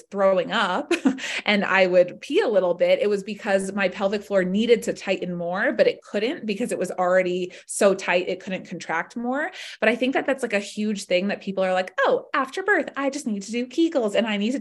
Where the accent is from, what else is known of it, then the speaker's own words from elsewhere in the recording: Atlanta, Georgia, United States; also born or lived in West Coast; I grew up in Atlanta.